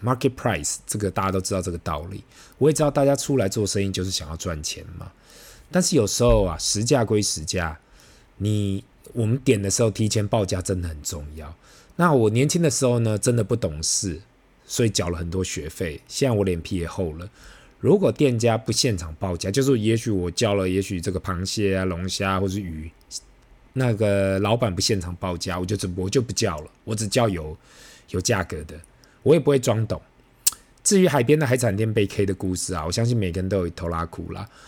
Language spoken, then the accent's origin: Chinese; Taiwan; 对于我们台湾人来讲